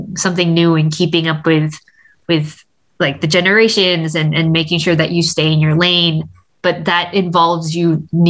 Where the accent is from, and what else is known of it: Canada; born or raised there